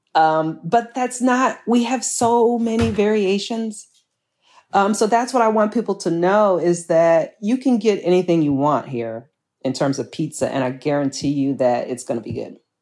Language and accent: English; Chicago, Illinois, United States; born and raised here I'm a Chicagoan through and through